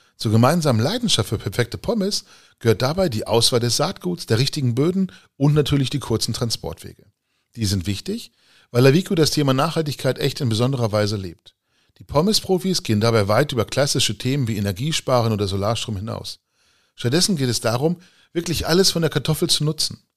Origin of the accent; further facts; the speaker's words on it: Lower Saxony, Germany; bei uns in Niedersachsen